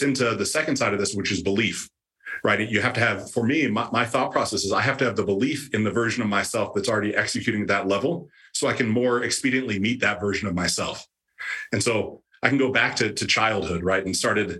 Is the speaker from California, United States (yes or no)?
no; Ohio, United States; the town I grew up in Ohio